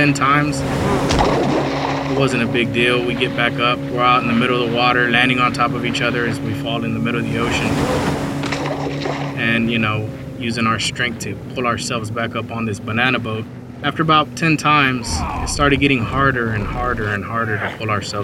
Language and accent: English; Dallas, Texas, United States; I'm from Dallas, Texas